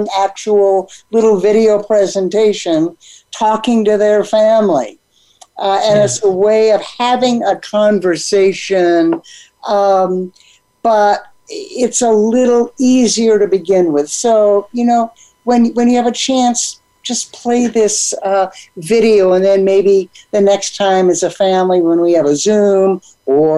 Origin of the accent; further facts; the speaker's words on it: San Diego, California, United States; now in New Mexico, United States; growing up on the Pacific Ocean in San Diego